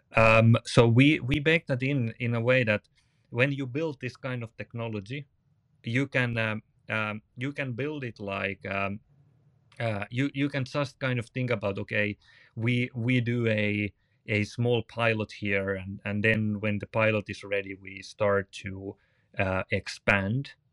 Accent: Finland; from Finland

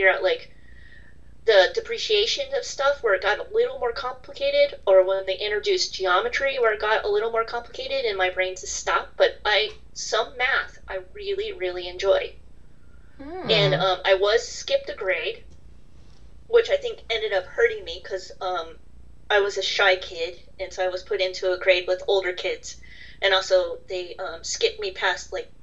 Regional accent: United States; being American

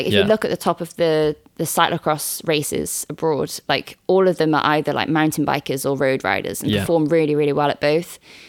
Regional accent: Wales, United Kingdom; And being Welsh

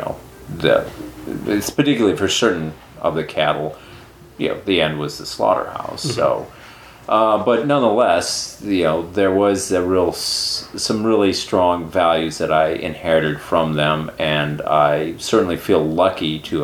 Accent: Sheridan County, Montana, United States; moved away; I grew up in Sheridan County, Montana, which is the county that borders on North Dakota and Canada in Montana.

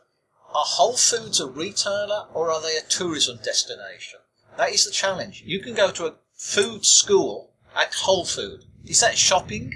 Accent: Australia; as an Australian

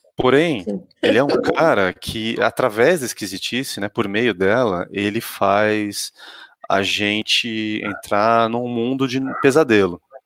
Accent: Santos, São Paulo, Brazil; eu sou de Santos originalmente

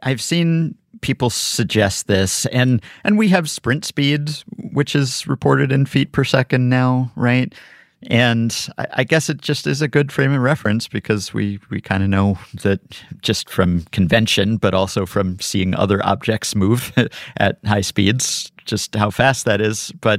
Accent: New York, United States; a lot of cars as a New Yorker.

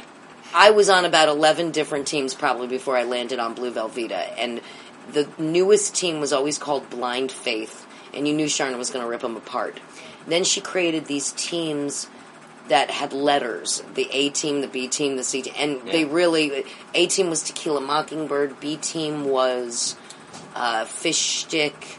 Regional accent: New Jersey, United States; From New Jersey

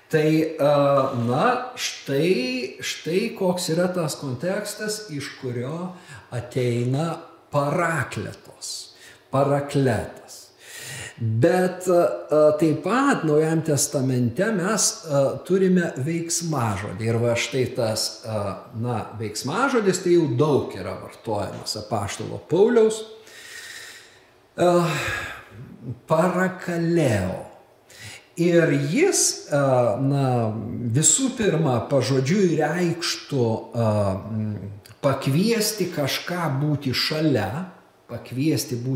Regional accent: Lithuania

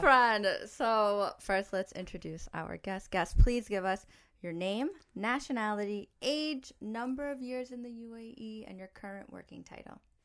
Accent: New York, United States; I grew up in New York

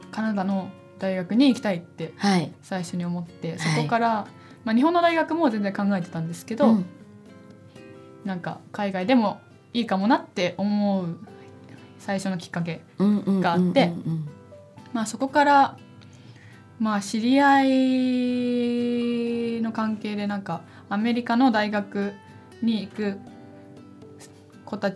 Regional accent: Beijing, China; born there; also born or lived in Japan; 中国生まれなんですよ北京で生まれて日本に帰って北京に行って

